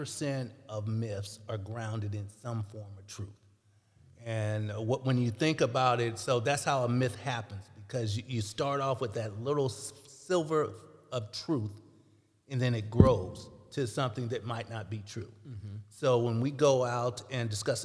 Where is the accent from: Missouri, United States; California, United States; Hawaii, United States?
Missouri, United States; St. Louis; also born or lived in Jefferson City; the friends I grew up with in St. Louis